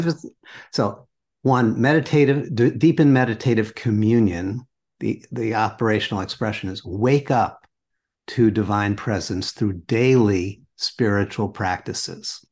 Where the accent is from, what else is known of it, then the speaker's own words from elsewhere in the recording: New York City, New York, United States; I grew up in New York City